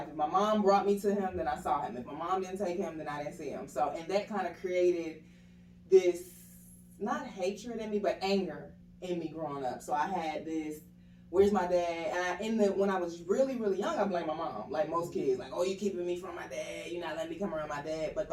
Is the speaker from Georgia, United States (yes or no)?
yes; Atlanta, Georgia, United States; also born or lived in Harrisburg, Pennsylvania; I am 32 years old. I'm originally from, I was born in Harrisburg, Pennsylvania, but I was raised in Atlanta been here since the fourth grade, and I don't think I'm going nowhere.